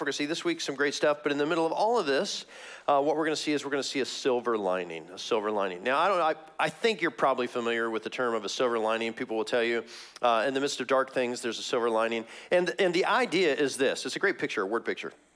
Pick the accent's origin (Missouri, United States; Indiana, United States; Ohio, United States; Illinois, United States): Missouri, United States; moved away; I'm from Missouri originally, Missouri.